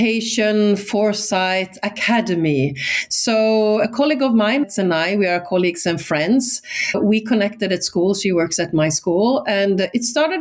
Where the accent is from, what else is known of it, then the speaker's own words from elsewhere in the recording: Sweden; first language Swedish; English is a second language; moved away; I'm Swedish, so my native, my mother tongue is Swedish.